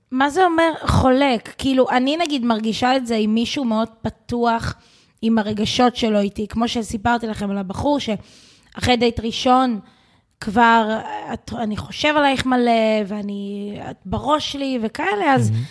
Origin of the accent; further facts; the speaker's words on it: Israel; התרבות פה שלנו כישראלים